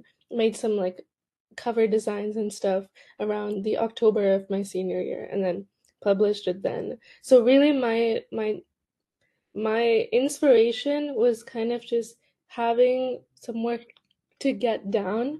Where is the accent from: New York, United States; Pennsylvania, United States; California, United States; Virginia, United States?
California, United States; Cupertino; I grew up in Cupertino, which is a pretty competitive area, at least educationally.